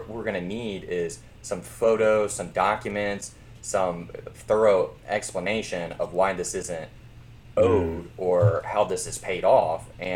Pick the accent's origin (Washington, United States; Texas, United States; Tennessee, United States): Tennessee, United States; Memphis; moved away as an adult; also born or lived in Louisiana; I grew up in Memphis